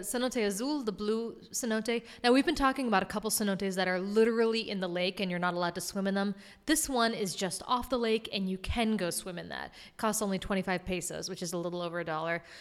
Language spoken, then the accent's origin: English; Massachusetts, United States; bang a Yui, as you know we say in Massachusetts